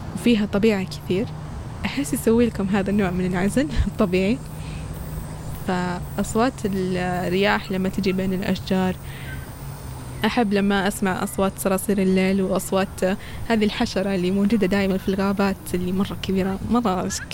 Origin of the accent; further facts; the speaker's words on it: Saudi Arabia; عندنا في السعودية